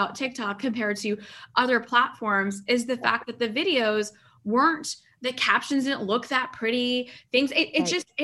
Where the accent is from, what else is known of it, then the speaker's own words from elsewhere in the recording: Pakistan; I'm Pakistani.